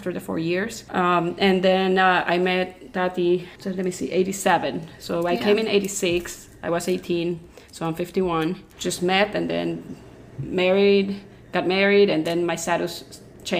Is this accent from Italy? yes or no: no; Honduras; English is a second language; moved away as an adult; also born or lived in Miami; now in United States; I grew up in Honduras, which is in Central America.